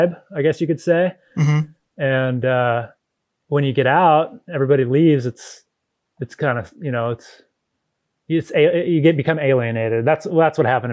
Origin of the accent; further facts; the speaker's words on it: Indiana, United States; moved away as an adult; also born or lived in Colorado / Anchorage, Alaska / Germany; now in Haines, United States; I'm from Indiana